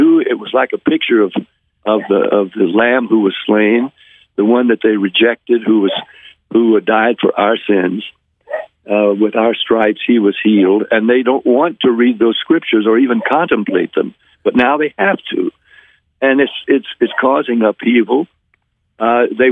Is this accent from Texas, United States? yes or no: no; Nashville, Tennessee, United States; I was from Nashville